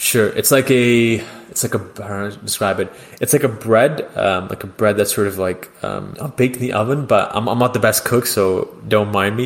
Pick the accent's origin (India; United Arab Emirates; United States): United Arab Emirates; Dubai; moved away as an adult; also born or lived in London, Ontario, Canada; So growing up in Dubai was pretty interesting